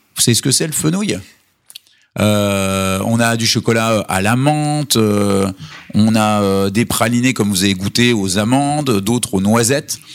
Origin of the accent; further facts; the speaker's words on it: Vosges, Grand Est, France; comme on est originaire des Vosges, on tient à notre identité euh, vosgienne